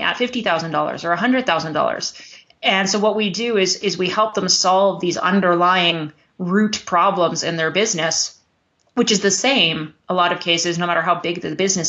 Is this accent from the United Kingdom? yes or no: no; Canada; also born or lived in Alberta, Canada; I'm Canadian. I live in Alberta, Canada